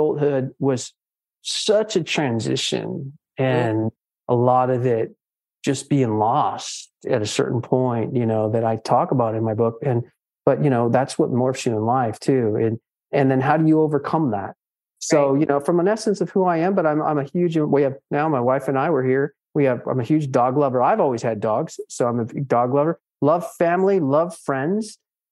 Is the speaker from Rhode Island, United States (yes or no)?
no; Pasadena, California, United States; moved away as an adult; also born or lived in Midwest / Southeast US; now in Charlotte, United States; I was born in Pasadena, California. So I am a Southern California boy